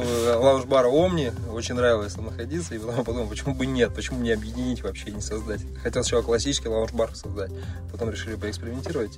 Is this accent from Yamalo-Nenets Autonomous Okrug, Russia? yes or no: yes; Noyabrsk, Yamalo-Nenets Autonomous Okrug, Russia; moved away as an adult; also born or lived in Moscow; now in Samara, Russia; я родился в Сибири, а, в городе Ноябрьске, это Ямал-Ненецкий автономный округ. Сейчас мне 29 лет, 18 из которых я прожил как раз там.